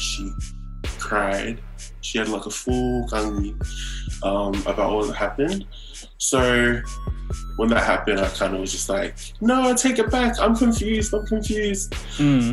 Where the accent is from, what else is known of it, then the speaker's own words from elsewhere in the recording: Samoa; now in Brisbane, Australia; I am from Fusi and as well as Awala, villages from Samoa